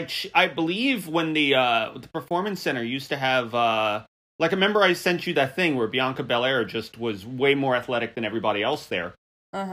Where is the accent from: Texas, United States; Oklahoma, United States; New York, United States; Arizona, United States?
New York, United States; I'm from New York.